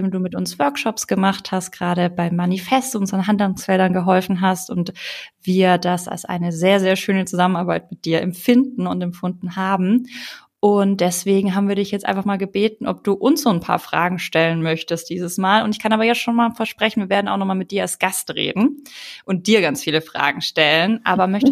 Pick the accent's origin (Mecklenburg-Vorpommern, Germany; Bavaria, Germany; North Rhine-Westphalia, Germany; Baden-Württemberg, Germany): Baden-Württemberg, Germany; Ulm; Also wenn ich halt auch daran denke, wie ich aufgewachsen bin. Ne? Ich komme aus Ulm, aus einem schwäbischen Haushalt.